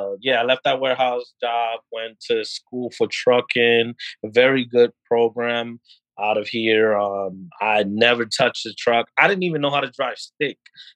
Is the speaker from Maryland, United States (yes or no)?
no; New York, United States; But you know, like I'm a New Yorker, so I'm like, I'm done with the 1 hour, 2 hour commute.